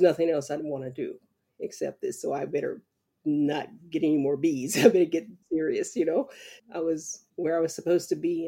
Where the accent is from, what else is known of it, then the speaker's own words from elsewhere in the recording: about 30 minutes from Bayou La Batre, Alabama, United States; this little town of Biola Battery, which is about 30 minutes from my hometown, right across the bay